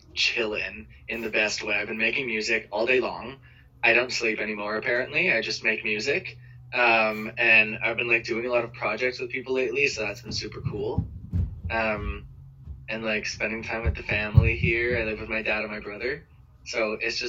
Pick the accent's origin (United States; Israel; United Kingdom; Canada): Canada; Toronto, Ontario; Well, I've lived in Toronto my whole life. Toronto's great. I love Toronto.